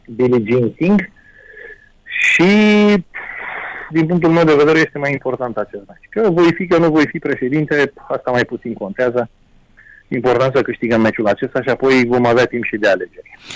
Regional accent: Romania; ca român

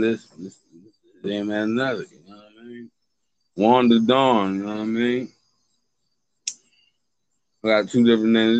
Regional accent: United States; I'm from America. I've been out here. I've been out here all my life

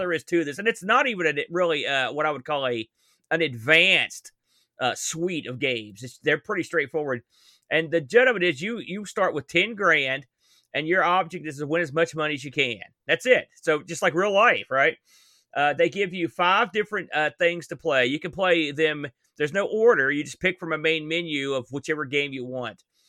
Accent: New Jersey, West Virginia, United States; I'm from New Jersey

